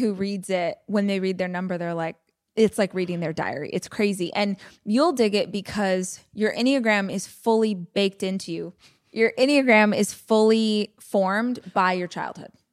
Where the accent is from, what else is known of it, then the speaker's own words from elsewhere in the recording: Bakersfield, California, United States; I tell people I'm from Bakersfield, but I actually lived probably forty minutes away from the city out in the country is where all my family was